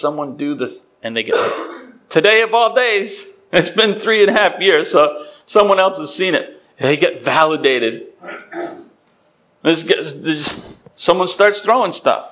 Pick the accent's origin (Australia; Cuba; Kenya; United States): United States; Worcester, Massachusetts; I grew up in Worcester, Massachusetts